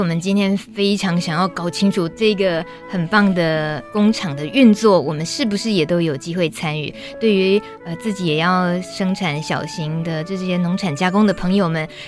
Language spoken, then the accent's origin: Chinese; Yilan County, Taiwan; 我来自宜兰